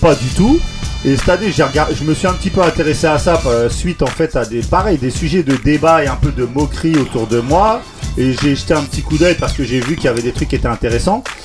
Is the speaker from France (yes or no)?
yes; Massy, Île-de-France, France; il y a Lisa aussi, on vient d'une ville, Massy, d'Île-de-France